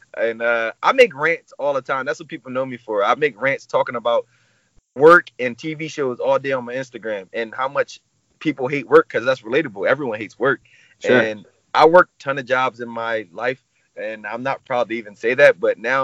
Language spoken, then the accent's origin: English; New Jersey, United States; I'm 28 years old, and I'm from New Jersey, South Jersey.